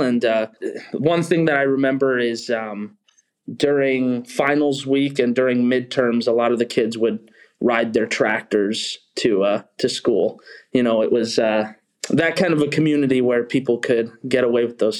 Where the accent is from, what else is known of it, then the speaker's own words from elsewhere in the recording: Buffalo, Minnesota, United States; Well, so I'm from Buffalo, Minnesota. It's about 45, 50 minutes northwest of the Twin Cities. It's a smaller town, about 15,000 people